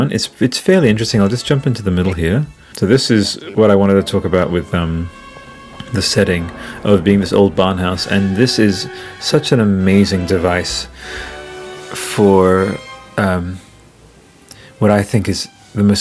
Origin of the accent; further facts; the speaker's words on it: Italy; now in Australia; I remember reading that in like 2001 when we came from Italy to Australia.